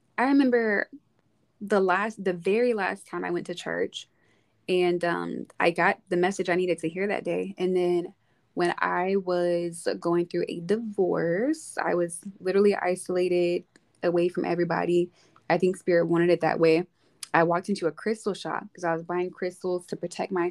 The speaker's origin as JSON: {"language": "English", "region": "Arkansas", "country": "United States", "tie": "born or raised there", "moved": "as an adult", "lives_now": "Texas, United States", "said": "I'm from Arkansas originally"}